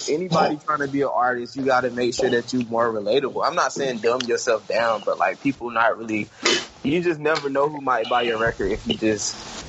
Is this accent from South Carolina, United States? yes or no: yes; South Carolina, United States